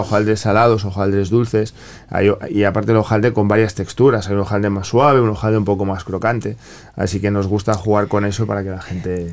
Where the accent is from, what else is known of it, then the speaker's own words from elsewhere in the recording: Spain; moved away; yo vengo de, España, vengo de Europa